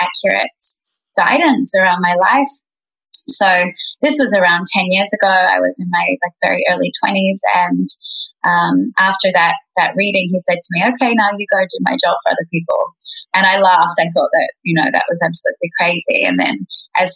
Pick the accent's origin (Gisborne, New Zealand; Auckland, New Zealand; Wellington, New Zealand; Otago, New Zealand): Otago, New Zealand; Queenstown; now in Bali, Indonesia; I was born in New Zealand in a place called Queenstown